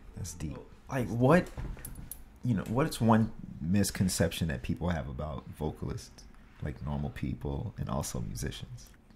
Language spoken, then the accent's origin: English; Mississippi, United States; now in New York City, United States; I'm from Mississippi